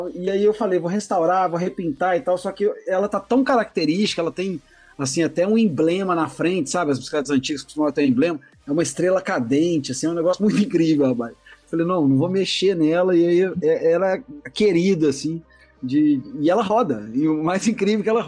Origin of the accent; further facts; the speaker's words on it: Belo Horizonte, Minas Gerais, Brazil; born there; now in Itatiaia, Brazil; eu sou fotógrafo, eu sou nasci em Belo Horizonte, mas eu acho que morei em muitos lugares que isso acaba formando seu, sua pessoa, né? Mas eu acabei vindo parar em Itatiaia